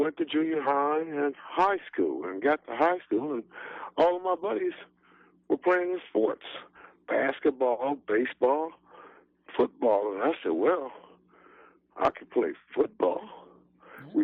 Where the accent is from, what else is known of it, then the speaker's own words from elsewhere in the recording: Detroit, Michigan, United States; I grew up in Black Bottom in Detroit, Michigan